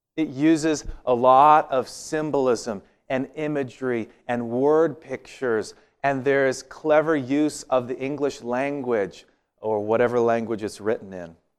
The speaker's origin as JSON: {"language": "English", "town": "Walla Walla", "region": "Washington", "country": "United States", "tie": "born or raised there", "said": "where I grew up in Walla Walla"}